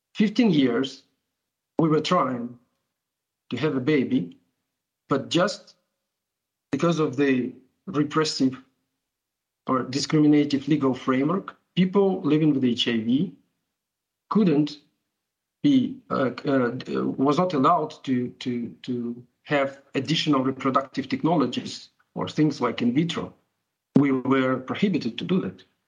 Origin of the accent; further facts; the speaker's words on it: Ukraine; I'm from Ukraine